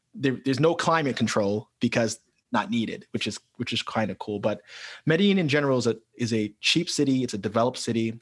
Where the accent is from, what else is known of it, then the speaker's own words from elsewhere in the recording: New York City, New York, United States; moved away as an adult; also born or lived in Colombia / Italy / Brazil; being born and raised in New York City